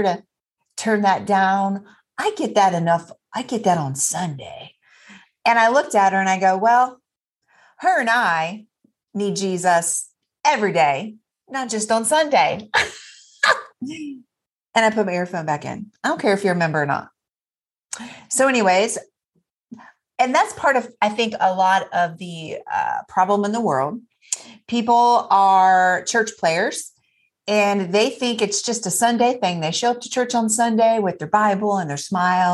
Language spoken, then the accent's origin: English; Troy, Ohio, United States; my hometown, Troy